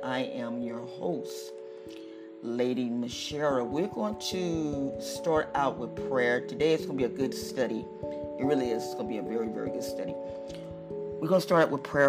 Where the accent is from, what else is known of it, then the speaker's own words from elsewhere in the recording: United States; we are Americans